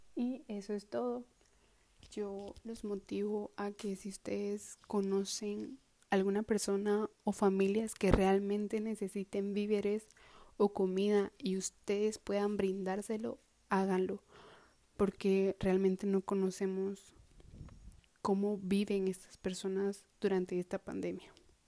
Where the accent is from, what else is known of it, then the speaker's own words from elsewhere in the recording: Coatepeque, Quetzaltenango, Guatemala; now in Quetzaltenango, Guatemala; nací el 25 de abril del año 2002 en la ciudad de Coatepeque, departamento de Quetzaltenango. Siempre he vivido en Coatepeque